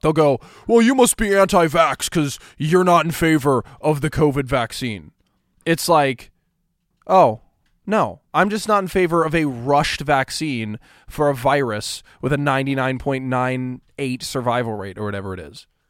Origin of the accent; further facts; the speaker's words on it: Kansas, United States; Kansas, right? My home state